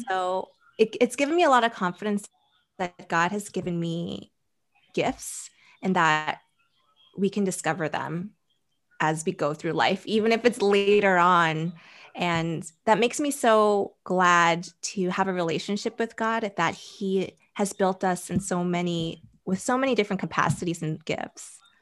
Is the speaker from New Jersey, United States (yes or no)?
yes; New Jersey, United States; also born or lived in Boston, Massachusetts; I was born in Boston, Massachusetts, and in middle school, I moved to New Jersey, and that's where I spent middle school, high school